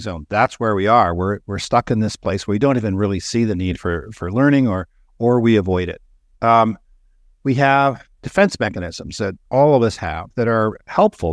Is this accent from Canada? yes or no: yes; Canada; I grew up in Canada